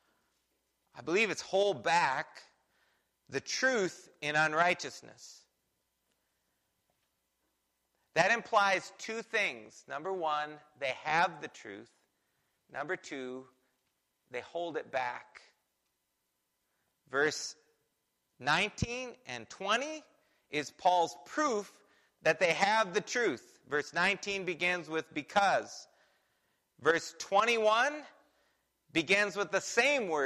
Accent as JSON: {"language": "English", "country": "United States", "said": "I'm from America"}